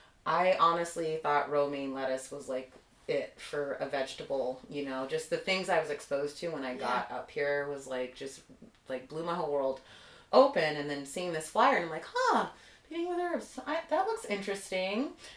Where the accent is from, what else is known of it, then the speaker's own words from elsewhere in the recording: East Coast, United States; And growing up on the East Coast, I did have some exposure to that green, but it was, like, so much more.